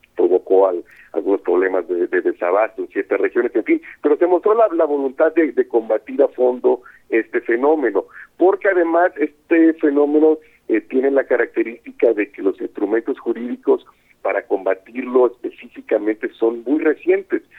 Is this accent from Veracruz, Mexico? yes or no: yes; Coatzacoalcos, Veracruz, Mexico; yo soy de Coatzacoalcos